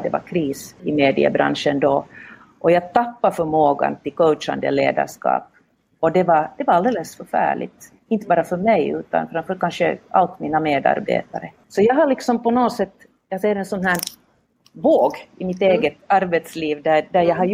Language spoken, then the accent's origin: Swedish; Vaasa, Ostrobothnia, Finland; accent: Finland Swedish; moved away as an adult; now in Helsinki, Finland; jag är själv född och uppvuxen i Vasa som ligger ganska rakt mittemot Umeå